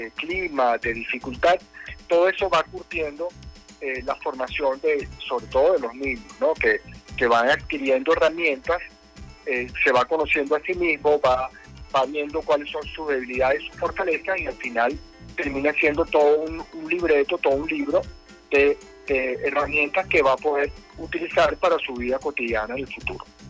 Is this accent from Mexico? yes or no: no; Venezuela; como muchos venezolanos lo estamos haciendo